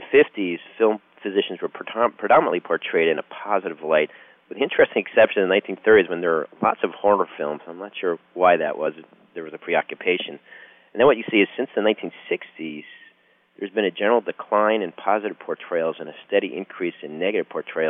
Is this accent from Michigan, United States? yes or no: no; Connecticut, United States; also born or lived in New York area; now in Dallas, United States; I was born in the New York area, grew up in Connecticut, went to Harvard College